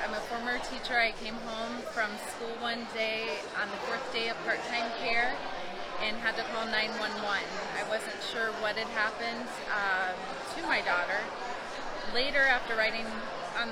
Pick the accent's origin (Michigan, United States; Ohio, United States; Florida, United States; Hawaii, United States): Ohio, United States; I'm originally from Ohio